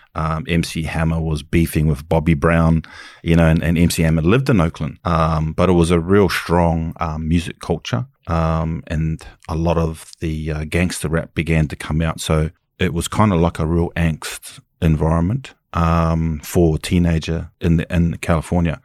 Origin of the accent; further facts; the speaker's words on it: Auckland, New Zealand; I'm from Kelson, West Auckland